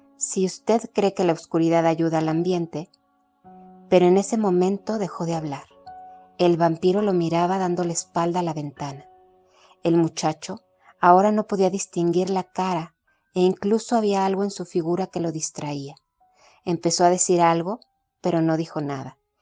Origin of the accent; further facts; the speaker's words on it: Mexico; soy mexicana